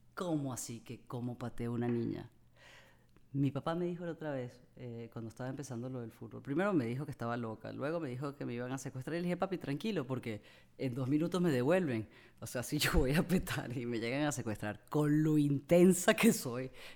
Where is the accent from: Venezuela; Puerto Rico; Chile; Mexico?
Venezuela; Amazonas; yo crecí en el Amazonas